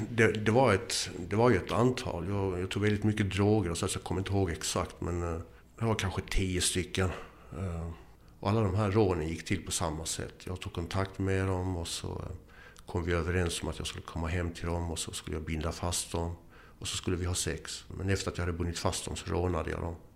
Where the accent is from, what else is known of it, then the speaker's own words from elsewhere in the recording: Eslöv, Skåne, Sweden; also born or lived in Boden; och eh, jag är född i Boden och har bott överallt i Sverige. Uppväxt i Skåne, Eslöv, finsk mamma, ingen pappa.